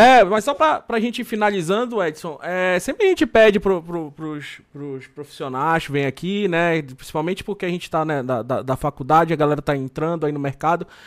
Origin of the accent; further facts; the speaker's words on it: Belém, Pará, Brazil; sou lá de Belém